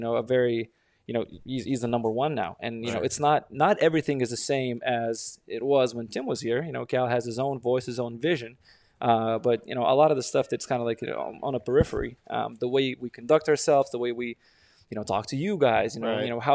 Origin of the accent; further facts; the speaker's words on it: Lithuania; now in Denver, United States; I'm from Lithuania